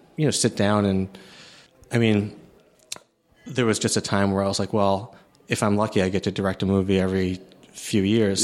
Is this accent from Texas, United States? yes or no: no; outside of Boston, Massachusetts, United States; also born or lived in Chicago, Illinois; I was born in the U S, I was born in Chicago, and then my family moved to outside of Boston